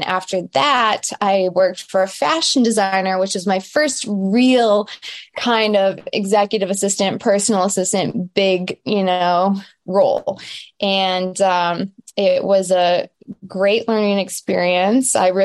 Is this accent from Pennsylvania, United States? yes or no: no; Michigan, United States; moved away; also born or lived in Los Angeles, California, United States; I am from Michigan, a small town, but Metro Detroit is home where I actually am right now